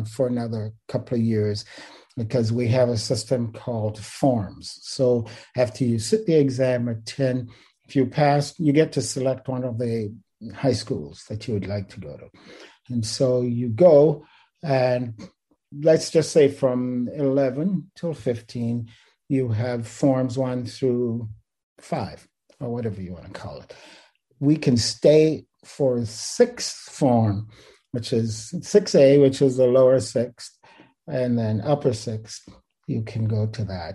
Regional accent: Kingston, Jamaica; also born or lived in Riverside, California / Vienna; now in Irvine, United States; I was born in Kingston, Jamaica. I'm one of six siblings

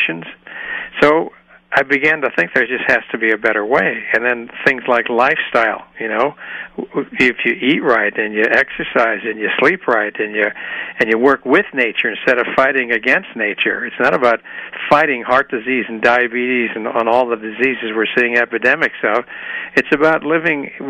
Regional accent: Chicago, Illinois, United States; moved away as an adult; now in Walnut Creek, United States; I came from Chicago originally

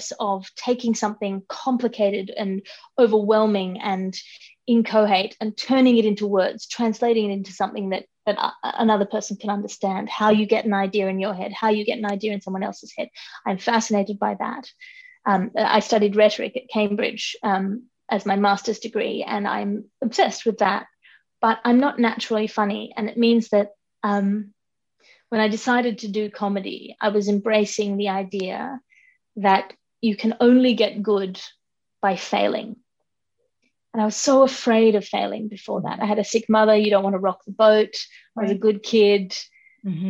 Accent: Sydney, New South Wales, Australia; also born or lived in London; I grew up here in Sydney with my twin brother and my mother and my father

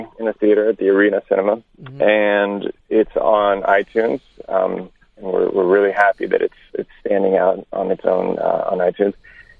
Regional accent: France; I grew up in France. So you're not totally wrong there.

